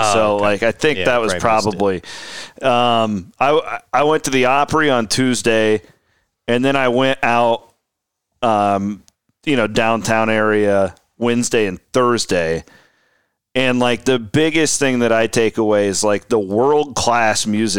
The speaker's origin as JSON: {"language": "English", "region": "Iowa", "country": "United States", "tie": "born or raised there", "said": "Growing up in Southwest Iowa, it was insufferable to be an Iowa or an Iowa State fan in that era"}